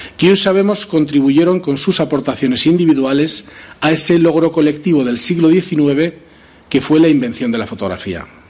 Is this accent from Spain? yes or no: yes; Zaragoza, Aragon, Spain; como zaragozano sentía una cierta responsabilidad